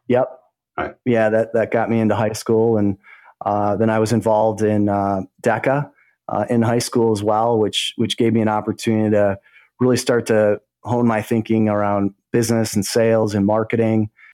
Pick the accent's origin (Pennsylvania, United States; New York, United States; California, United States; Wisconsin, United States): Wisconsin, United States; Greendale; I grew up in a, uh, a little village called Greendale. It's in the state of Wisconsin, just south of Milwaukee. And uh, so Greendale, Wisconsin is, is my hometown.